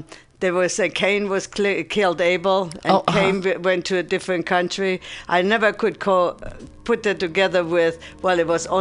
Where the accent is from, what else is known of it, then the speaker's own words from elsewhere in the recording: Germany; also born or lived in Buffalo, New York, United States; now in San Francisco, United States; I'm from Germany